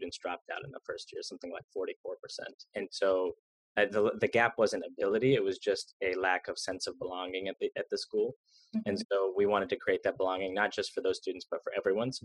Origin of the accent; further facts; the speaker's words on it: Jacksonville, Florida, United States; There were other schools in my hometown of Jacksonville